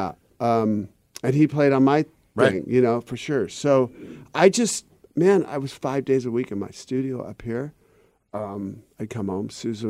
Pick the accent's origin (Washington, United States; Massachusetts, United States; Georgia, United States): Washington, United States; Seattle; because of growing up in Seattle, I like the northern climates.